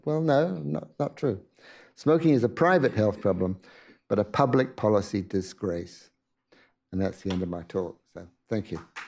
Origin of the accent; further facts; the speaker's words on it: England, United Kingdom; when I grew up in England in a relatively poor environment